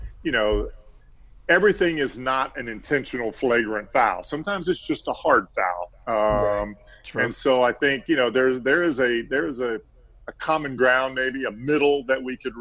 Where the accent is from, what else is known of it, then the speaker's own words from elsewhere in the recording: Central Florida, United States; I grew up in Central Florida